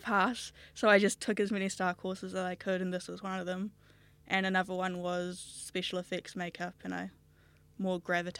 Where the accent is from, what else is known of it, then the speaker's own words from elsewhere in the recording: Auckland, New Zealand; Auckland here, New Zealand, nowhere else.